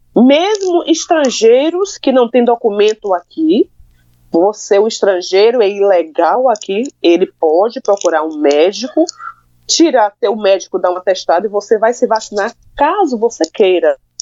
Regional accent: Brazil; moved away as an adult; now in Belgium; eu sou brasileira, eu sou do Brasil

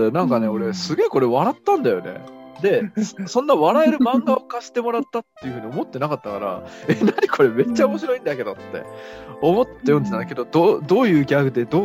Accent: Kansai, Japan; 俺、こう見えて一応関

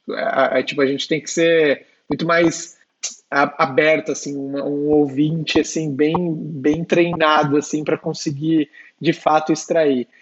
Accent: São Bernardo do Campo, São Paulo, Brazil; now in São Paulo, Brazil; sou de São Bernardo, né, a Detroit brasileira aí

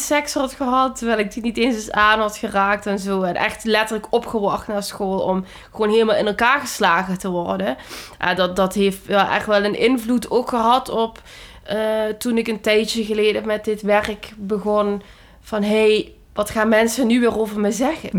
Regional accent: Limburg, Netherlands; moved away; ik kwam uit Limburg en het is gewoon een heel, ja, conservatieve plek eigenlijk.

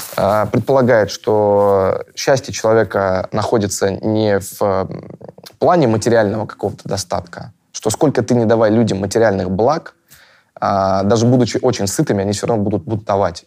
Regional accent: Russia; я россиянин

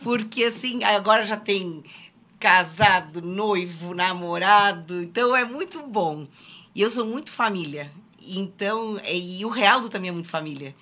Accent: Mazatlán, Sinaloa, Mexico; first language Spanish; Portuguese is a second language; also born or lived in Laguna, Brazil; now in Brazil; Mazatlán, que, que é a minha cidade natal no México

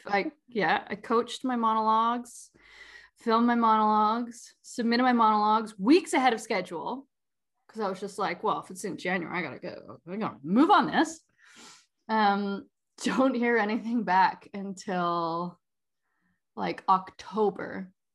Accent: Langley and Vancouver, British Columbia, Canada; also born or lived in Surrey, British Columbia; technically, I was born in Surrey. Um, grew up. Oh. my time between Langley and Vancouver

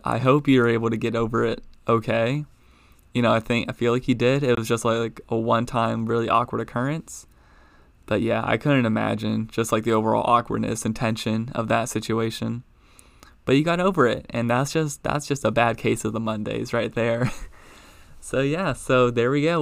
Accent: Baltimore, Maryland, United States; growing up in Baltimore, all my friends being Ravens fans

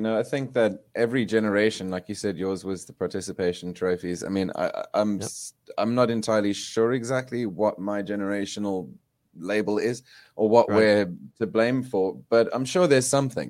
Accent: South Africa; I grew up in South Africa at a weird time, you know, when I was 6 years old, the apartheid ended. Mm-hmm. So I've got no memory of any of that. I was raised on a farm.

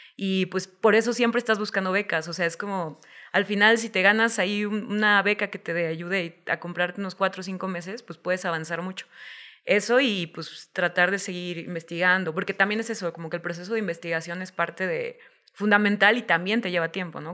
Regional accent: Guadalajara, Jalisco, Mexico; no existía la posibilidad de especializarme como guionista en Guadalajara

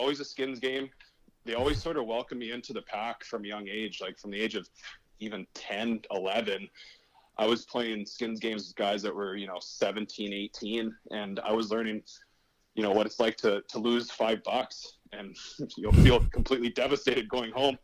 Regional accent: Prince Albert, Saskatchewan, Canada; I love Prince Albert. It was a great place to grow up.

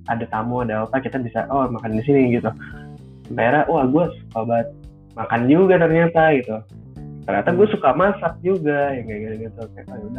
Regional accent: Purwokerto, Central Java, Indonesia; karena gue orang Purwokerto kan jadi gue tahu mendoan yang eh, enak banget tuh gimana

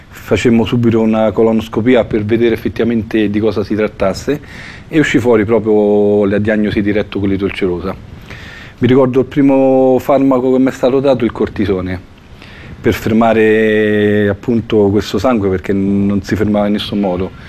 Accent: Fiuggi, Lazio, Italy; Sono di Fiuggi e il 26 luglio compirò 49 anni

